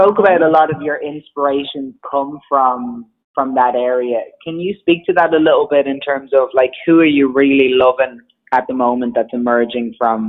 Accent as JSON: {"language": "English", "country": "Ireland", "moved": "yes", "lives_now": "Los Angeles, United States", "said": "Obviously, I'm based in L.A. I'm from Ireland, and I've seen a few different music scenes in my time."}